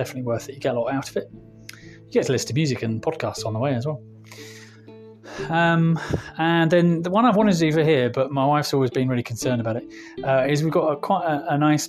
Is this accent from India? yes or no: no; England, United Kingdom; moved away as an adult; now in Spain; I'm English local